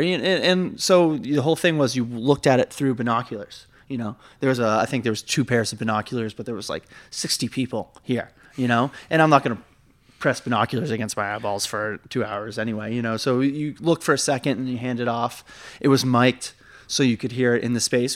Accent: Massachusetts, United States; now in New York, United States; I guess I live here, but, like, I'm not, I'm from Massachusetts

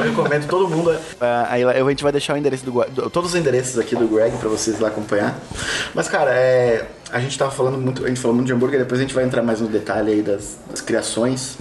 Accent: Porto Alegre, Rio Grande do Sul, Brazil; moved away; eu vim de Porto Alegre

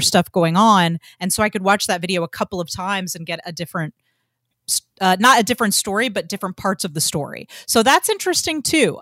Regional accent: Georgia, United States; I grew up in Georgia and everybody went to church

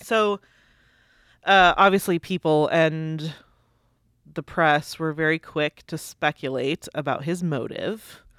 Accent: United States; I'm an American

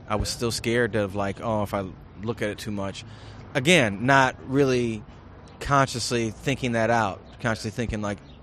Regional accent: Flint, Michigan, United States; I grew up in Flint, Michigan during the crack explosion

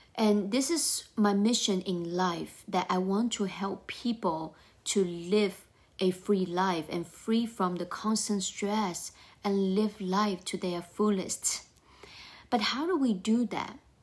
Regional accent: China; moved away as an adult; now in United States; I grew up in China.

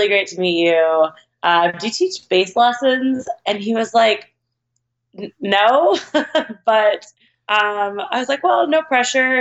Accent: Oklahoma, United States; moved away as an adult; now in Los Angeles, United States; when I graduated high school, I moved to Los Angeles from Oklahoma

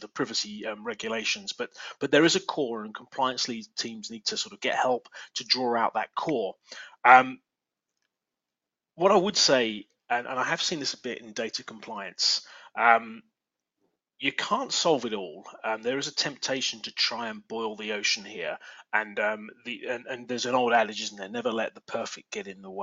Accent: England, United Kingdom; accent: English; now in Reston, United States; my English accent

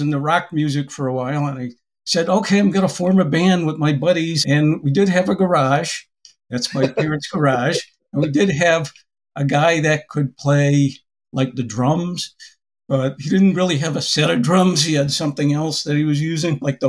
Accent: Springfield, Massachusetts, United States; When I was growing up in Springfield

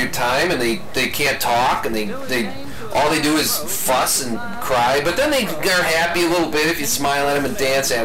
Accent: Midwest, United States; you and I living in the Midwest and growing up in the Midwest and pretty much living in the Midwest all of our lives

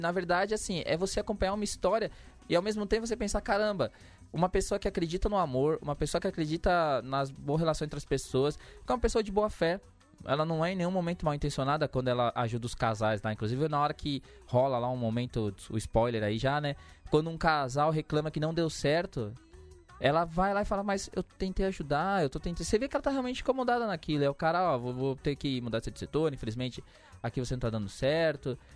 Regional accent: São Paulo, Brazil; eu que sou da, da Zona Sul ali em Santo Amaro

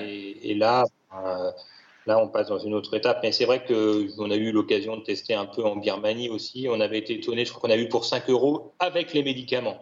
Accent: Paris, Île-de-France, France; moved away as an adult; j'étais ni plus ni moins qu'un Parisien, jeune, cadre dynamique

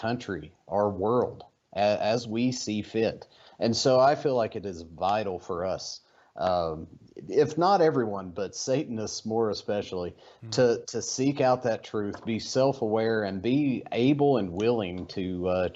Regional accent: Eastern Kentucky, United States; moved away; Growing up in Eastern Kentucky, as a poor child

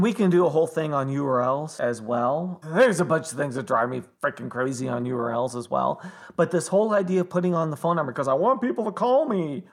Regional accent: Toronto, Ontario, Canada; when I was growing up in Toronto

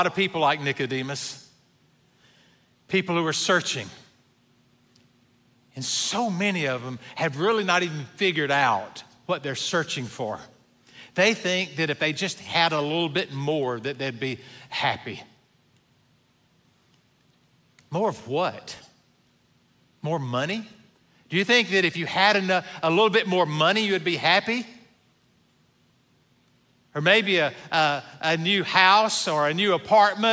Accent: the Old South, United States; Now, I grew up in the Old South

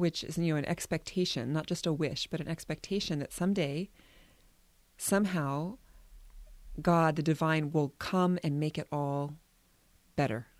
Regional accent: United States; we are a people, especially Americans and maybe all Westerners

